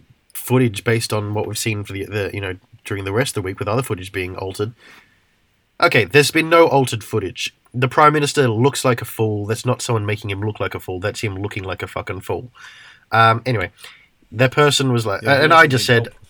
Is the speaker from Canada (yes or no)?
no; Australia; moved away; as an Australian, despite being an Australian, not living in Australia.